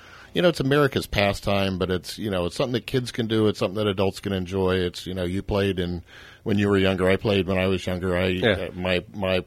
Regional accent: Virginia, United States; also born or lived in North Carolina; I was born in North Carolina, grew up in Virginia, went back to the University of North Carolina.

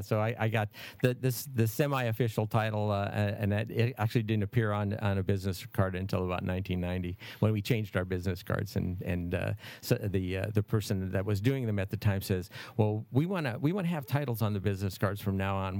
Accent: Detroit, Michigan, United States; also born or lived in Los Angeles; now in Napa Valley, United States; I'm originally from Detroit

